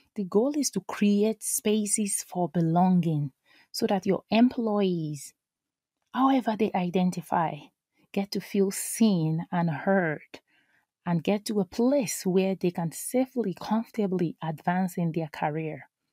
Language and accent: English; Nigeria; now in United States; I am an immigrant, I am a mom, I am a Nigerian, I am an American